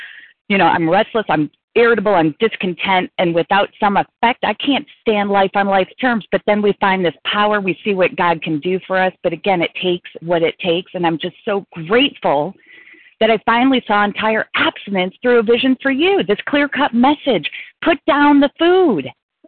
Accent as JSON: {"language": "English", "region": "Colorado", "country": "United States", "lives_now": "Chicago, United States", "said": "recovered compulsive overeater. I'm from Colorado, presently in Nebraska, on my way home to Chicago."}